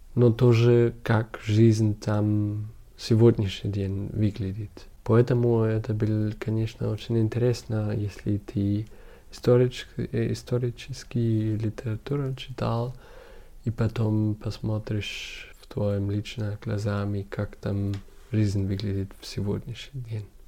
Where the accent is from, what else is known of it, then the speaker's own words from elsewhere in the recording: Munich, Bavaria, Germany; Russian is a second language; А я э, из Мюнхена.